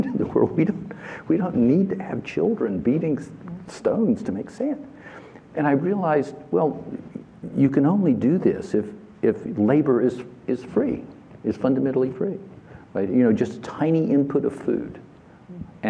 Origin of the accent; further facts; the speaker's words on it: the South, United States; moved away; I come from the South